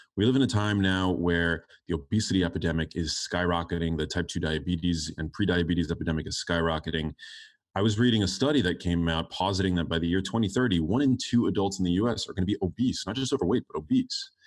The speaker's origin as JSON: {"language": "English", "town": "New York City", "region": "New York", "country": "United States", "tie": "born or raised there", "said": "I grew up in New York City"}